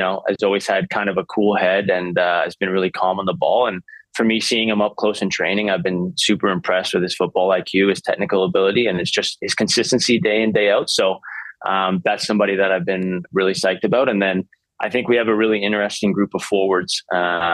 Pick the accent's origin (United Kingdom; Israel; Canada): Canada; Vancouver, British Columbia; I'm born and raised in Vancouver.